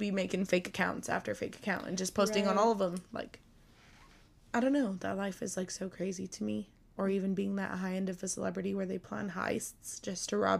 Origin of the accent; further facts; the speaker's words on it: Minnesota, United States; Minnesota. I'm from Minnesota.